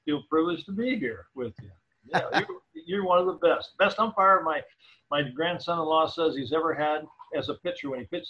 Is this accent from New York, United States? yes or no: no; Casper, Wyoming, United States; moved away as an adult; also born or lived in Montana / Denver, Colorado; now in California, United States; Grew up in Casper, Wyoming, and went to the University of Wyoming, and it was life is good. A great place to grow up.